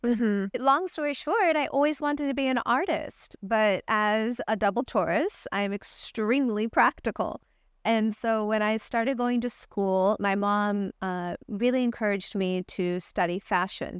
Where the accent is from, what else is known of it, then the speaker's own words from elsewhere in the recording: Rolla, Missouri, United States; moved away; also born or lived in Los Angeles / San Francisco; when I was a little girl, I grew up in the United States in Raleigh, Missouri, a little podunk town